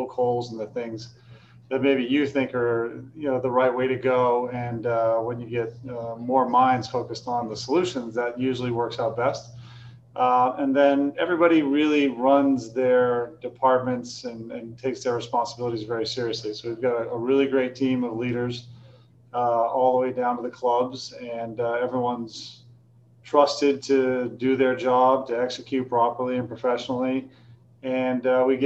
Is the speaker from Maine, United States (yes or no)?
yes; Maine, United States; also born or lived in California; I'm from Maine